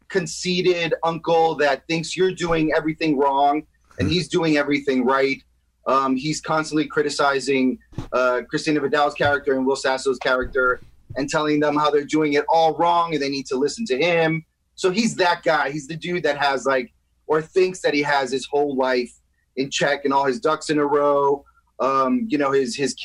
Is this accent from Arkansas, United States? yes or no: no; New York City, New York, United States; moved away as an adult; now in Los Angeles, United States; I'm from New York City, Washington Heights